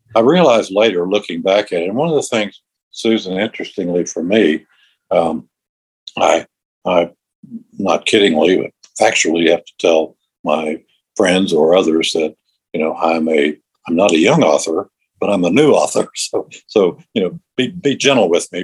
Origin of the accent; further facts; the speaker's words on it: East Tennessee, United States; also born or lived in Akron, Ohio; now in Nashville, United States; I grew up, I was raised, as they say, in East Tennessee, and uh, I'm living in Middle Tennessee now